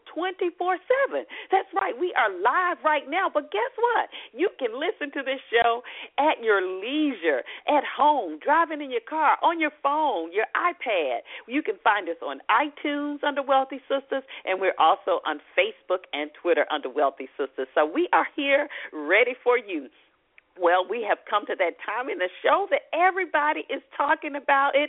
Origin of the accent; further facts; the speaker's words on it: Atlanta, Georgia, United States; my hometown, Atlanta